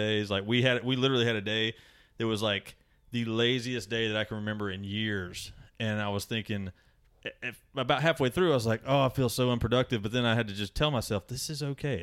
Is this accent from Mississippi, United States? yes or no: yes; Mississippi, United States; I'm from Mississippi.